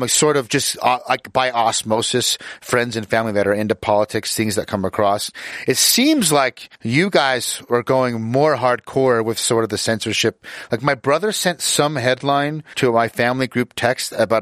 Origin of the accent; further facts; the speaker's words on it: Utah, United States; I grew up in Utah, which is where I'm located